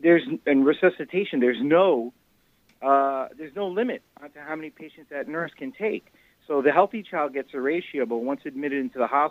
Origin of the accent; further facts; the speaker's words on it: Yonkers, New York, United States; my hometown of Yonkers, New York